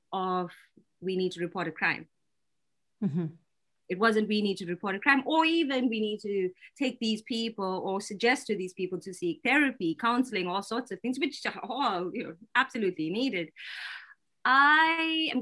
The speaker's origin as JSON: {"language": "English", "country": "South Africa", "tie": "born or raised there", "moved": "yes", "said": "I grew up in South Africa in the middle of apartheid."}